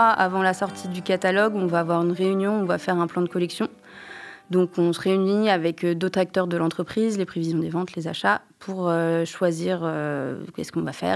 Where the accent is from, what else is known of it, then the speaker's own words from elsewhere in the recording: Angers, Pays de la Loire, France; moved away; also born or lived in Japan; je viens d'Angers